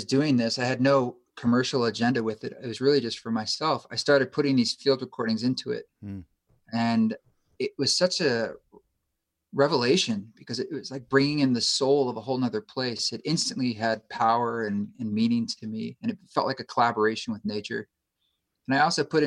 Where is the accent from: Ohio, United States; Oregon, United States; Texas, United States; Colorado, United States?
Oregon, United States; moved away as an adult; also born or lived in New York City; I grew up in Oregon